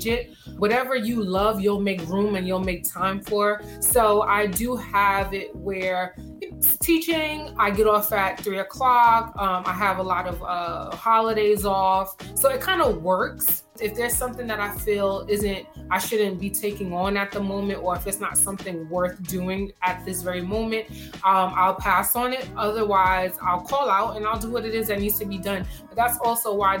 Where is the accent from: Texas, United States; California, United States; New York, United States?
New York, United States; New York City; growing up in Brooklyn